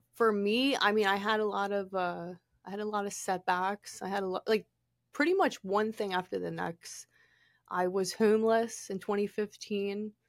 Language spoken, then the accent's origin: English; Pennsylvania, United States; moved away; also born or lived in California; I'm originally from Pennsylvania